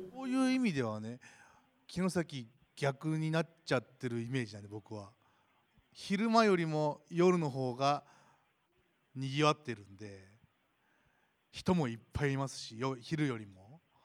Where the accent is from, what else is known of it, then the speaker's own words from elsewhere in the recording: Toyooka, Hyogo, Japan; 自分があのちっちゃい頃からここに住んでます